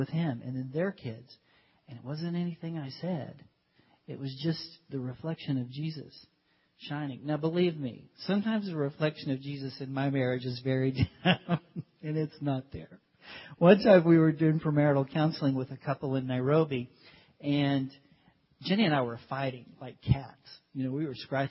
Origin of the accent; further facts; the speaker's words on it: United States; moved away as an adult; we're white, we're from America